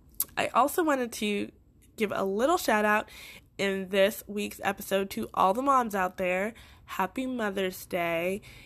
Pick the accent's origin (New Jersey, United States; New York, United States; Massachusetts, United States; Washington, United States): Massachusetts, United States; Boston; accent: Boston; born in Boston, Massachusetts. And for most people who did not know that, I did slightly get rid of my accent because I did not want to get made fun of for certain words that I said from Boston.